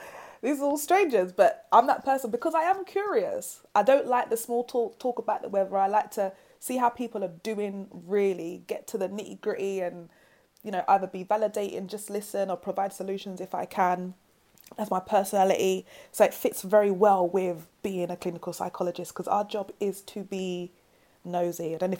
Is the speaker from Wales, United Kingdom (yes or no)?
no; London, United Kingdom; accent: South London; And I've got like my braids, my South London accent.